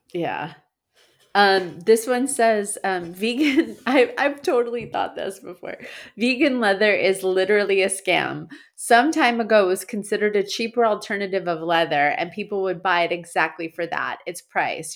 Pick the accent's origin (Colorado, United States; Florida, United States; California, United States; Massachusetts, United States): Massachusetts, United States; moved away; As a born and raised, uh, Massachusettsman